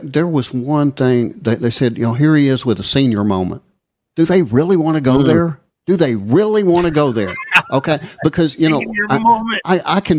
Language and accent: English; Texas, United States; I'm from Texas. Okay, I was born in Texas